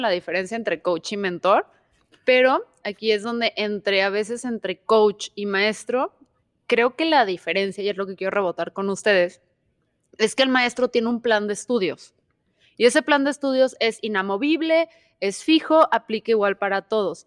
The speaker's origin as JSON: {"language": "Spanish", "country": "Mexico", "said": "como mala mexicana"}